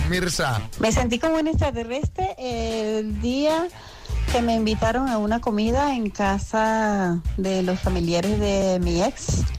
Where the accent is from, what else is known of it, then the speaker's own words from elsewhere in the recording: Seville, Andalusia, Spain; also born or lived in United States; soy medio sevillana, medio norteamericana.